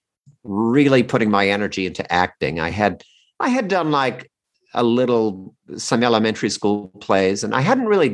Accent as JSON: {"language": "English", "town": "Red Bank", "region": "New Jersey", "country": "United States", "tie": "born or raised there", "also_born_or_lived": "New York", "moved": "yes", "lives_now": "Los Angeles, United States", "said": "I grew up in New Jersey"}